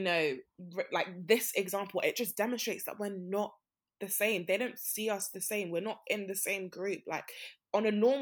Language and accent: English; Nigeria; I'm Nigerian